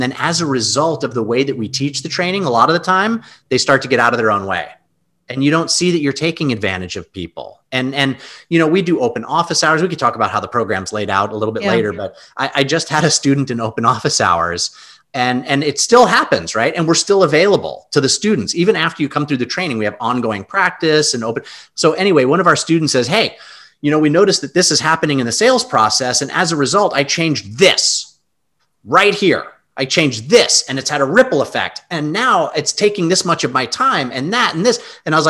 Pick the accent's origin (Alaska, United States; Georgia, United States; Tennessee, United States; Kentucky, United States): Alaska, United States; Anchorage; moved away as an adult; also born or lived in Long Island, New York; I was born in New York, and I was 7 or 8 years old. We moved from New York, Long Island, to Anchorage, Alaska. My parents were big hunting and fishing and camping family. So we moved to Alaska and I lived there for 23 years.